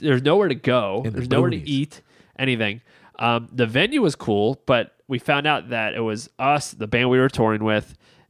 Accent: Maryland, United States; And we're from Maryland.

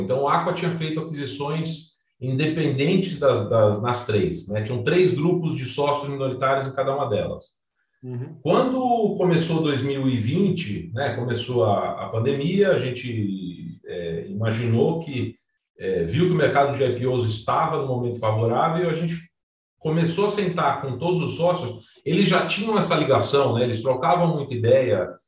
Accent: São Paulo, Brazil; eu sou paulistano, é, neto de, de, italianos, filho nascido na Moca, né? Italiano e Moca combinam bastante. Uhum. Passei minha infância no, no Juventus, nadando

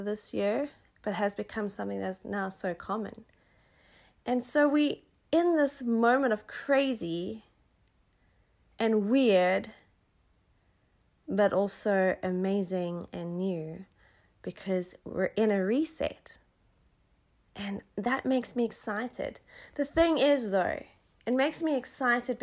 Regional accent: South Africa; born or raised there

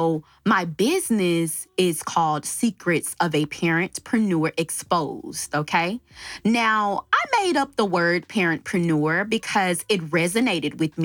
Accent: Dallas, Texas, United States; moved away; also born or lived in Palmdale, California / Lancaster, California; I was born and raised in Dallas, Texas

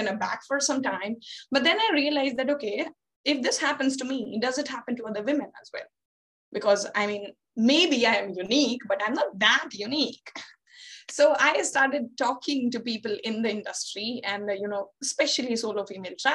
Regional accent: Bihar, India; moved away as an adult; also born or lived in Pondicherry; I am from Bihar, and we are not so proud of hosting very low literacy rates in our state

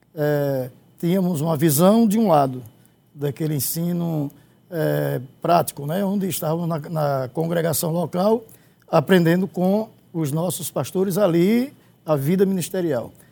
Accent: Palmares, Pernambuco, Brazil; eu fui criado em Palmares

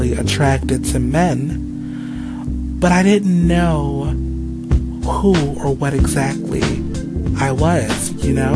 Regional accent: Cleveland, Ohio, United States; moved away as an adult; also born or lived in Los Angeles, California / Grand Rapids, Michigan; Cleveland, Ohio is my hometown. I was born and raised here

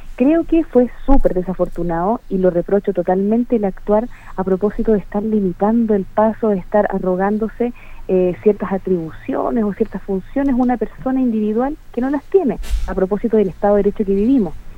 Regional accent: Chile; yo me siento identificado como yo como chileno

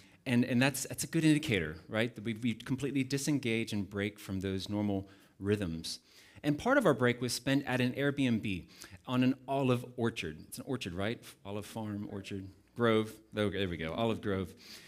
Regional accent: United States; now in Cape Town, South Africa; I'm not from here, as you can probably tell. I'm originally from the United States, but Cape Town, specifically the Valley, we have called home for the last 12 and a half years

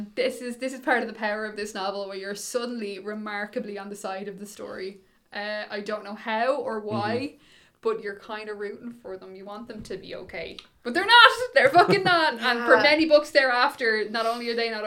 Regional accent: Dublin, Leinster, Ireland; I grew up in Dublin

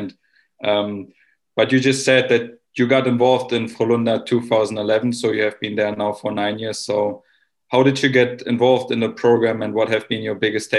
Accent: Germany; growing up in Europe and in Germany for me

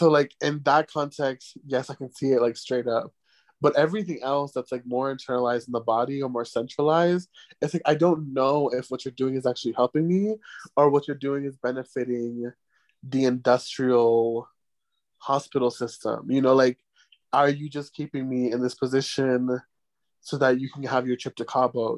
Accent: United States; now in Mexico; as an American

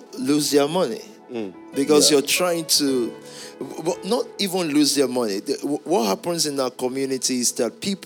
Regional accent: Yorubaland, Nigeria; I'm from the Yoruba tribe

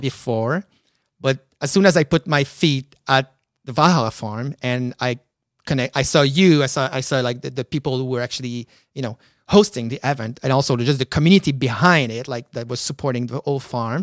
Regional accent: Quebec City, Quebec, Canada; moved away as an adult; now in Montreal, Canada; I'm from Quebec City.

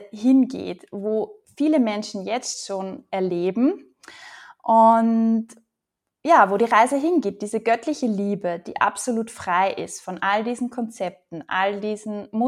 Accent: Upper Austria, Austria; Ich komme ursprünglich aus Oberösterreich, lebe aber eigentlich nur mit einem Fuß hier

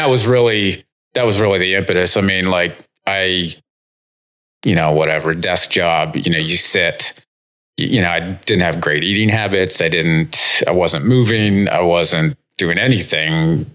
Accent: Bolivar, Ohio, United States; I am from Northeast Ohio, kind of Canton area.

